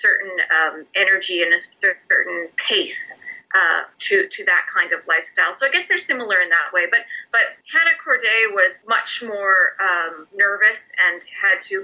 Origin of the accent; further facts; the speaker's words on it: Saskatchewan, Canada; moved away; also born or lived in Toronto; I'm from Saskatchewan, I'm from the prairies, and I had moved out to Toronto